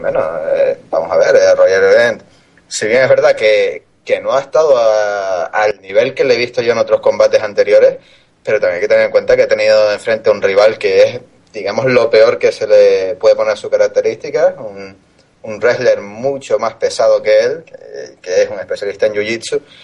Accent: Canary Islands, Spain; mi tierra y en la, lucha canaria

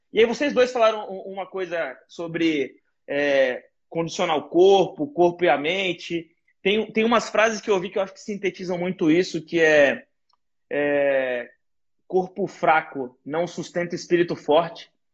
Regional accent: Guarujá, São Paulo, Brazil; minha quebrada, que eu cresci lá no Guarujá

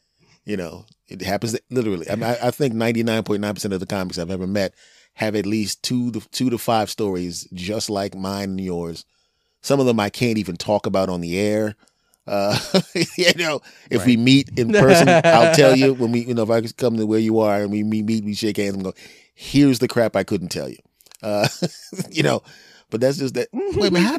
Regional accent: Cherry Hill, New Jersey, United States; "Cherry Hill, New Jersey." "I'm from Cherry Hill, New Jersey. You get to live tonight."

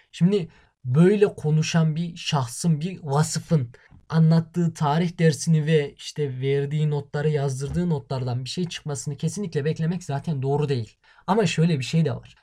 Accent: Turkey; biz Türk'üz

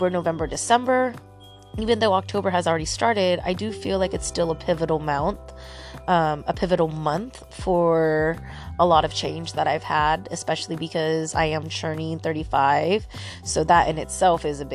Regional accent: Santa Cruz, California, United States; Santa Cruz, which is my hometown.

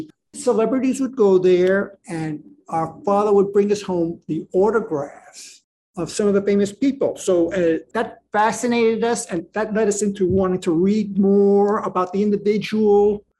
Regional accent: New York City, New York, United States; we're both born and raised in New York City, raised on the west side of Manhattan, the infamous Hell's Kitchen area.

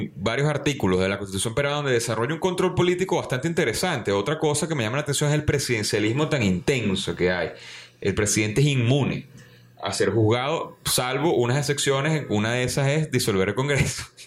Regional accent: Venezuela; nuestro trabajo aquí como, como venezolanos

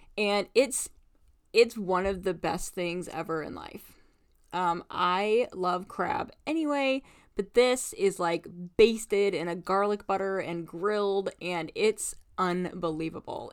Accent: Indiana, United States; now in Alaska, United States; I grew up in Indiana

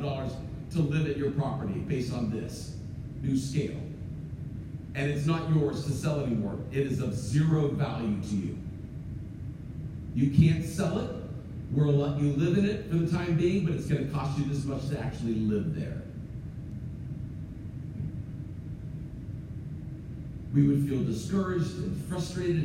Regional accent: United States

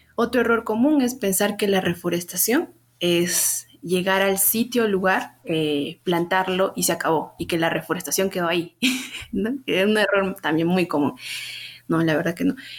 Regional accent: Huancayo, Junín, Peru; moved away as an adult; also born or lived in Lima; decidí volver aquí a, a Huancayo, de donde soy yo, y poder este, conocer más de mi, de mi ciudad

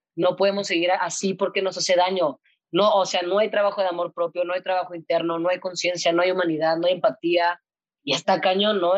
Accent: Monterrey, Nuevo León, Mexico; Cuando tenía 13 años más o menos, pues yo soy de Monterrey, estudié en La Bastida, que es un colegio de monjas

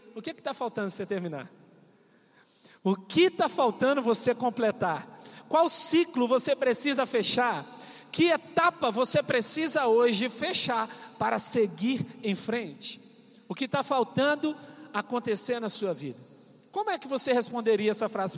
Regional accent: Coronel Fabriciano, Minas Gerais, Brazil; moved away as an adult; also born or lived in Paudalho, Pernambuco / João Pessoa, Paraíba; Coronel Fabriciano. É uma megalópole, uma cidade gigantesca, onde eu nasci. Essa cidade tem a testemunha da existência dela, que sou eu. Então estou te avisando, ela existe. Nessa cidade foi o lugar onde eu vivi a minha infância

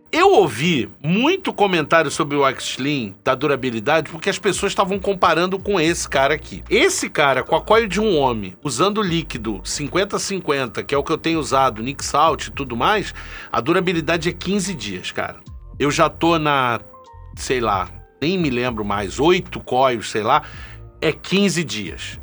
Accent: Rio de Janeiro, Brazil; moved away as an adult; now in Paraguay; eu também sou do Rio

